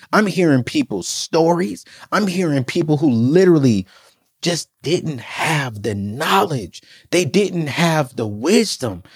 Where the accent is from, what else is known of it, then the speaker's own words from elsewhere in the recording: United States; I'm American